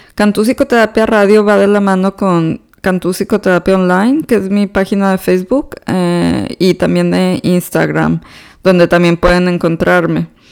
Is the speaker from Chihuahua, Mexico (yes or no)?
no; Monterrey, Nuevo León, Mexico; moved away as an adult; now in Houston, United States; yo soy originaria de Monterrey, Nuevo León, México